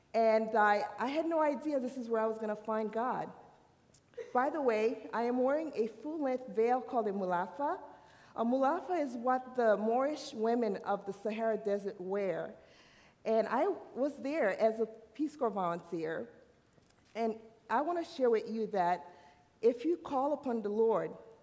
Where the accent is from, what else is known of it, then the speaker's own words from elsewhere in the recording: Haiti; moved away; I'm an island girl. I'm from the island. I was born in Haiti.